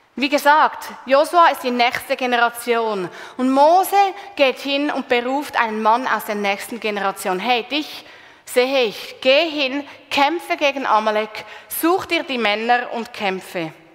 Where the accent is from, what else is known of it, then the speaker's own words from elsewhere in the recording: Switzerland; bei uns in der Schweiz